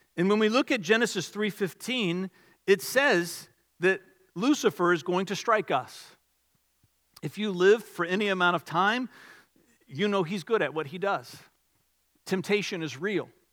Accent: Richmond, Virginia, United States; we grew up in the Richmond area

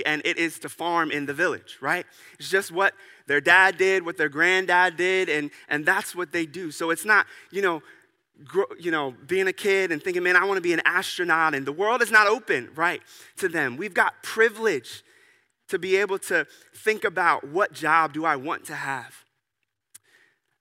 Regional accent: United States; as an American

